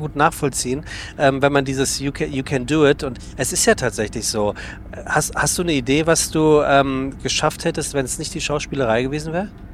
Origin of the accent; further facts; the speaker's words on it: Frankfurt, Hesse, Germany; moved away; also born or lived in Hamburg; ich komme aus gebürtig aus Frankfurt